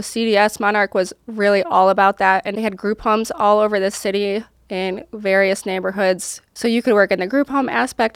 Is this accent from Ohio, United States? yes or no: no; Rochester, New York, United States; moved away as an adult; I grew up in upstate New York